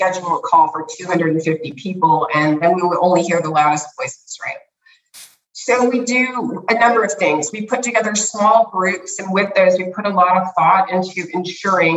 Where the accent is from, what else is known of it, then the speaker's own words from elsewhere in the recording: United States; I grew up in the United States